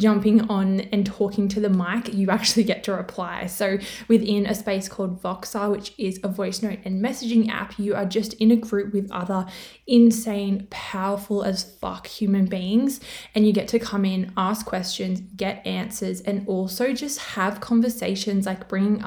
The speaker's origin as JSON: {"language": "English", "country": "Australia", "accent": "Australian", "said": "I'm from Australia, which you can probably tell by my accent, which I didn't even know I had one"}